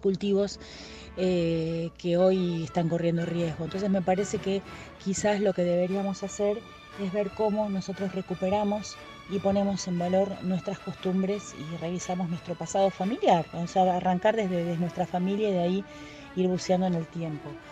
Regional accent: Argentina; also born or lived in Brazil; soy argentina eh, y soy cocinera

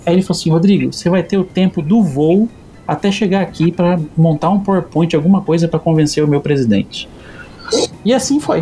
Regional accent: Campo Grande, Mato Grosso do Sul, Brazil; Eu sou aqui de Campo Grande, Mato Grosso do Sul e vivi aqui quase toda a vida, na né, vida toda

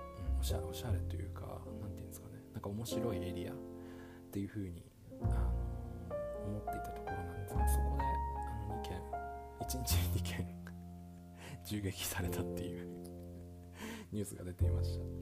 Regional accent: Tokyo, Japan; now in New York City, United States; 東京出身なので東京出身っていうか東京で長く住んでいた

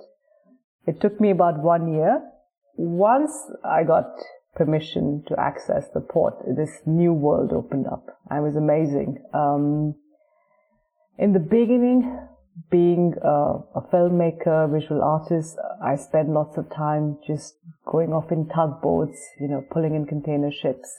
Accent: Delhi, India; moved away; also born or lived in Cape Town; I'm from Delhi, so I speak Hindi.

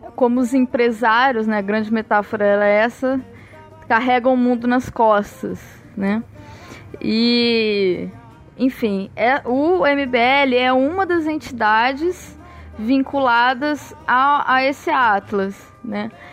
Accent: Osasco, São Paulo, Brazil; now in Rio de Janeiro, Brazil; eu venho de Osasco, mas eu moro no Rio de Janeiro.

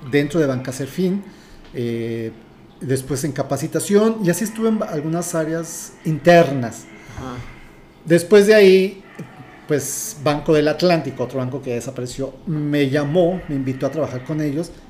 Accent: Mexico City, Mexico; now in Tijuana, Mexico; Mira, soy de la Ciudad de México, tengo 34 años viviendo aquí en la ciudad de Tijuana.

